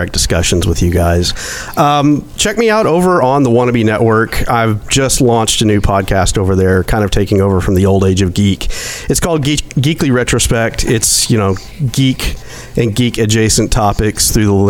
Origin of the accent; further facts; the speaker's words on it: rural Arkansas, United States; in little rural Arkansas school